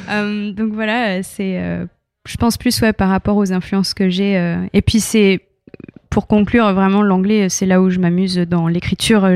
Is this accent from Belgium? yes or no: no; France; also born or lived in United States; je suis arrivée en France à l'âge de 8 ans